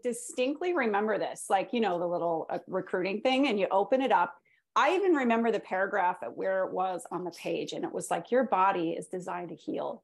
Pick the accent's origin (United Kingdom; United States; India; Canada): Canada; moved away; I'm from Canada originally